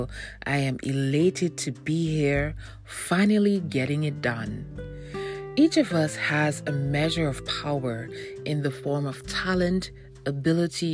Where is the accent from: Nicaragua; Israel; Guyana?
Guyana; coming out of my home country, Guyana